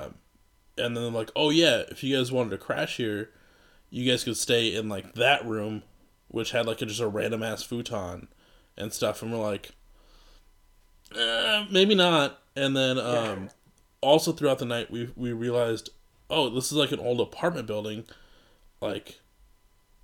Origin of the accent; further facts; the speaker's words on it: Iowa, United States; now in Minneapolis, United States; we're from Iowa.